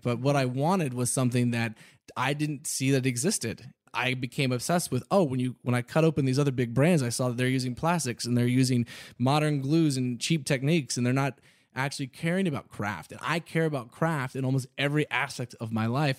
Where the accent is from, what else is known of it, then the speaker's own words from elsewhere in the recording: Houston, Texas, United States; also born or lived in Austin; growing up in Texas, of course, I wore cowboy boots.